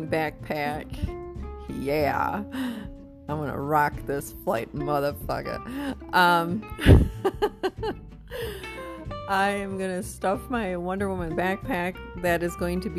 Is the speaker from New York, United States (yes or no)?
no; New London, Wisconsin, United States; moved away; also born or lived in Appleton, Wisconsin; my hometown, little New London, Wisconsin. Yeah. I don't know, maybe their population is up to 7,000 now.